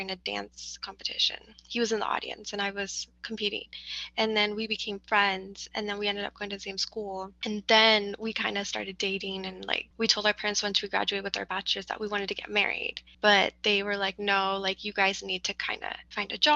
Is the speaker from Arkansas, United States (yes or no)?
no; California, United States; We were born and raised in Cali